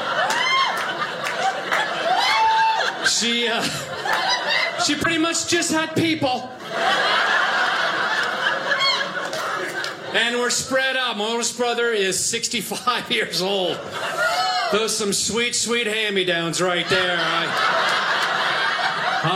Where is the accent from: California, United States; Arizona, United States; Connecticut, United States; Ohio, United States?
Ohio, United States; Bath; also born or lived in Cleveland, Ohio; now in Los Angeles, United States; I didn't grow up in L.A. I grew up in Ohio, Cleveland, Ohio.